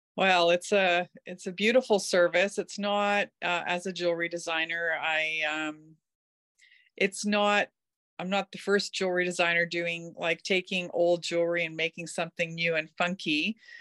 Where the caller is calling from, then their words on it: North Vancouver, British Columbia, Canada; I am calling in from North Vancouver